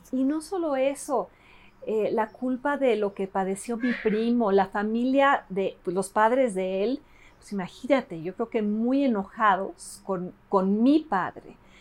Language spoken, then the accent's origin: Spanish; Mexico City, Mexico; Spanish is a second language; also born or lived in Davis, California, United States / Los Angeles, United States; regreso a esta mole que es la Ciudad de México. Yo no hablaba español me ponen en, el, en, el, en el Alexander Bain